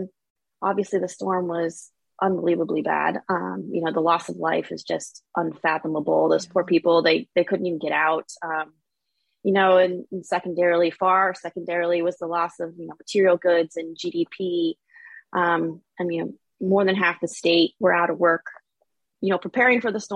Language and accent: English; Florida, United States; also born or lived in Australia / Maine; I'm from Florida, so I wanted to come back home